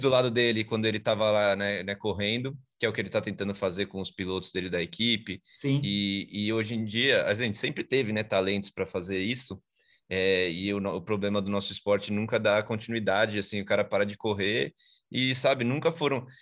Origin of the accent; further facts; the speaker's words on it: São Paulo, Brazil; now in Aldeia da Serra, Brazil; Eu sou de São Paulo, mas eu moro na, na Serra, aqui na parte de Aldeia da Serra.